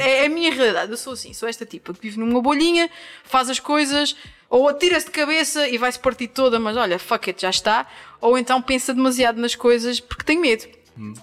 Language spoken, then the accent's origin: Portuguese; Angra do Heroísmo, Azores, Portugal; moved away as an adult; also born or lived in São Miguel; now in Lisbon, Portugal; na linda e histórica cidade de Angra do Heroísmo, que é também a terra onde eu nasci e vivi até aos meus 18 anos